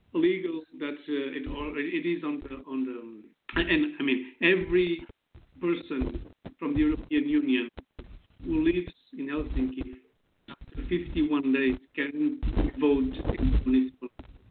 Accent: Porto, Norte, Portugal; born there; also born or lived in Germany; I was born in Portugal, the city of Porto. I'm 37 years old.

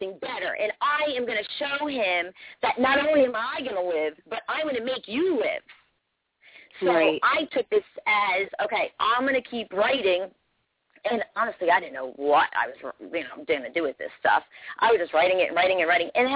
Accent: Toms River, New Jersey, United States; I'm from Toms River area, New Jersey

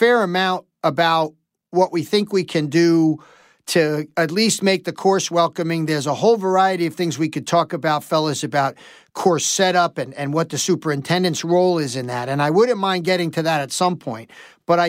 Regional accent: New York City, New York, United States; now in upstate New York, United States; I grew up in New York City

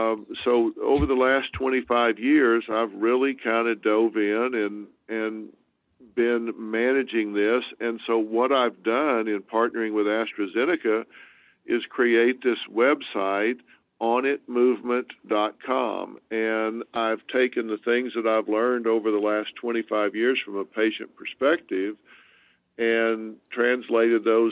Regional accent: the South, United States; moved away; I'm from the South

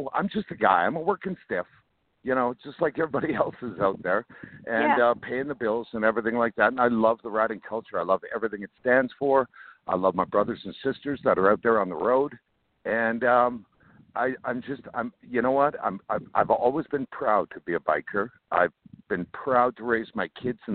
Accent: Canada; moved away; I grew up in Canada. I tell people I'm Canadian by birth. I'm American by heart

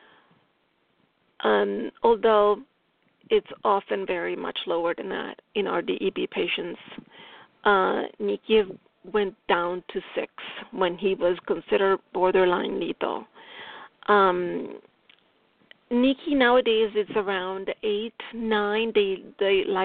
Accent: Italy; accent: Italian; English is a second language; my English, my Italian accent is strong here

